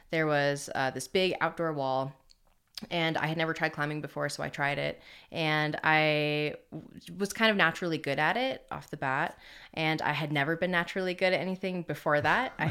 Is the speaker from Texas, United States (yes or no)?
no; Rhode Island, United States; also born or lived in Connecticut; Yeah, I'm from Rhode Island originally.